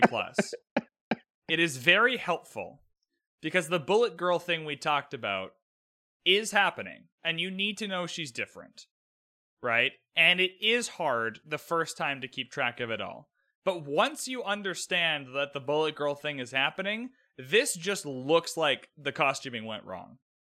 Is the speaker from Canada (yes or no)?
yes; Canada; I'm Canadian